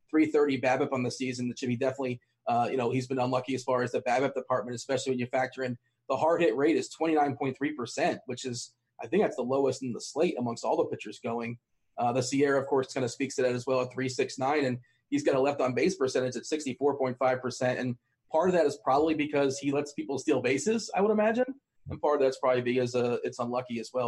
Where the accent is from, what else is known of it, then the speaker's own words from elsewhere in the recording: South Florida, United States; I grew up in South Florida